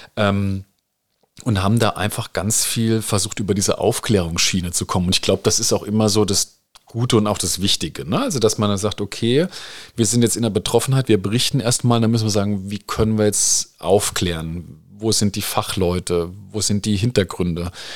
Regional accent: Rhineland-Palatinate, Germany; jetzt als Pfälzer, äh, und Rheinland-Pfälzer

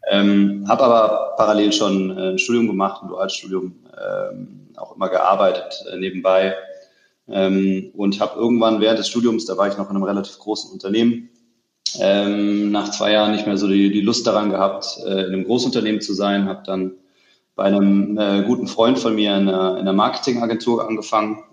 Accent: Stuttgart, Baden-Württemberg, Germany; ich bin geborener Stuttgarter, ähm, bin also irgendwo äh, zwischen, zwischen Porsche und Mercedes äh, aufgewachsen

